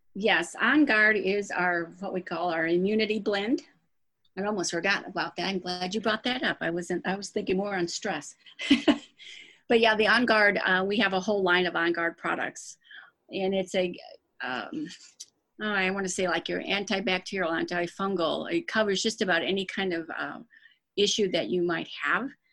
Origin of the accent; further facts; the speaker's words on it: Dearborn Heights, Michigan, United States; moved away as an adult; now in St. Louis, United States; I was born and raised in Dearborn Heights, Michigan, which is outside of Detroit